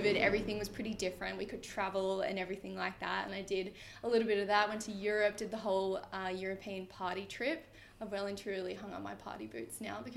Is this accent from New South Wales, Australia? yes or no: yes; Sydney, New South Wales, Australia; I'm literally from Sydney